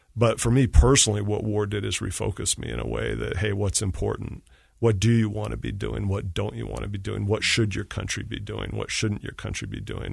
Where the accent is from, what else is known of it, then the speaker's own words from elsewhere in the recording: Utah, United States; I missed Utah. I'm from Utah